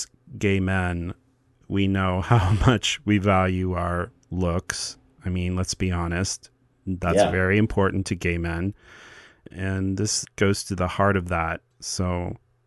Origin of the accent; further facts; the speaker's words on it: Midwest, United States; I come from the Midwest